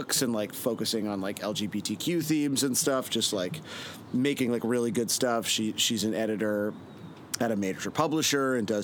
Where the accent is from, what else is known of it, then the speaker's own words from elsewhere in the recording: Toronto, Ontario, Canada; I grew up in Etobicoke, which is a suburb of Toronto.